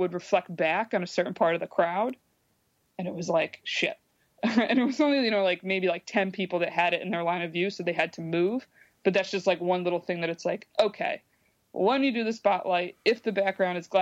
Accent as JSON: {"language": "English", "town": "Binghamton", "region": "New York", "country": "United States", "tie": "born or raised there", "moved": "yes", "lives_now": "New York City, United States", "said": "it's my hometown, that it's like, I like bringing, you know, some revenue to these organizations that like helped me when I was growing up"}